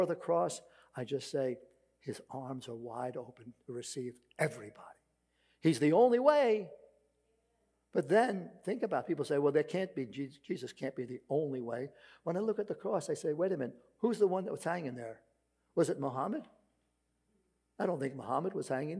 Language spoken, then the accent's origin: English; New York City, New York, United States; accent: Brooklyn; my Brooklyn accent